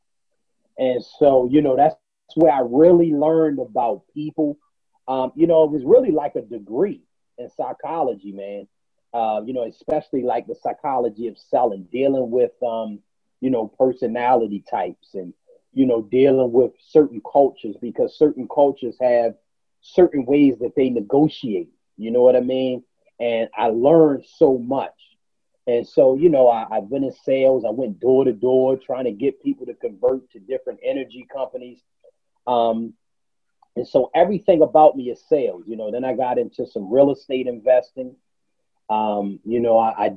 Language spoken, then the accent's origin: English; Baltimore, Maryland, United States; moved away as an adult; also born or lived in Tulsa, Oklahoma; I grew up in Baltimore, Maryland